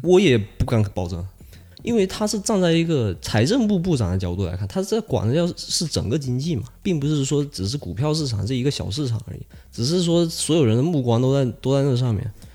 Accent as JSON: {"language": "Chinese", "country": "China", "tie": "born or raised there", "moved": "yes", "said": "我，呃，小时候在国内的一些，呃，与一些老师的一些不愉快的经历"}